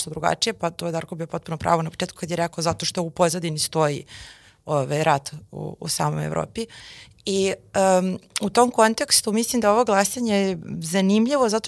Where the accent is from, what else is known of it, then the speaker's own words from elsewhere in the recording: Serbia; barem oni od nas koji su Srbi